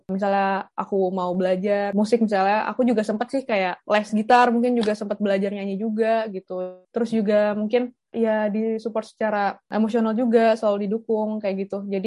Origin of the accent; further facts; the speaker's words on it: Indonesia; walaupun aku bukan orang Belanda kayak aku orang Indonesia sendiri